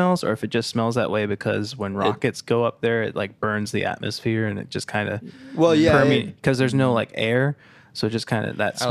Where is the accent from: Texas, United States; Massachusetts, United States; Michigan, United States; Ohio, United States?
Massachusetts, United States; Well, I'm from Massachusetts.